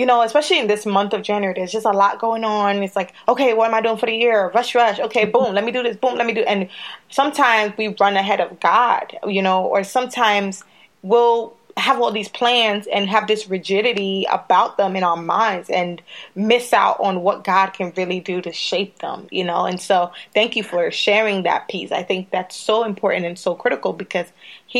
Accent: Sierra Leone; moved away; we're from Sierra Leone originally

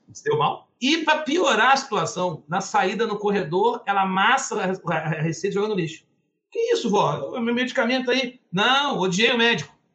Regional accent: Campos dos Goytacazes, Rio de Janeiro, Brazil; eu sou natural de Campos, Goitacazes, uma cidade interior aqui do Rio

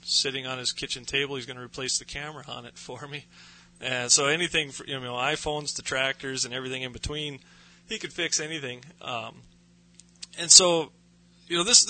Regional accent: Jamestown, North Dakota, United States; I grew up in North Dakota, over in Jamestown on the eastern side of the state.

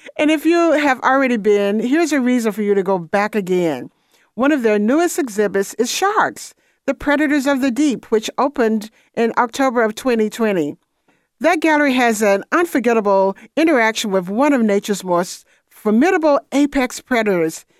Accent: Atlanta, Georgia, United States; I was born in Atlanta, and I lived there until, well, really all of my childhood

